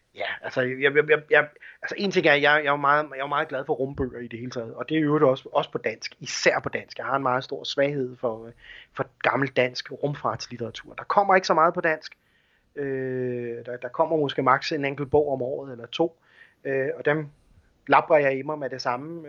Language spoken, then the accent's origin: Danish; Denmark